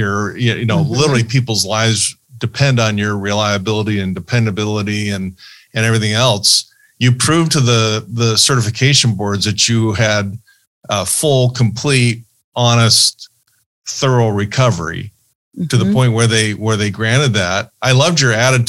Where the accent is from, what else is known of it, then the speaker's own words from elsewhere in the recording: Fullerton, California, United States; also born or lived in Ohio; I grew up in Fullerton, so Cal State Fullerton is right across the street from my high school